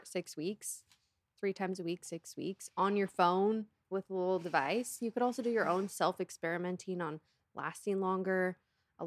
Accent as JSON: {"language": "English", "town": "Seattle", "region": "Washington", "country": "United States", "said": "I'm from the Seattle area"}